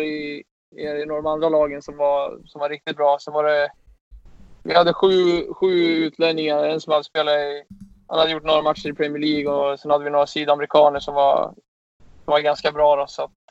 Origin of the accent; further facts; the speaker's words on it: Sweden; som svensk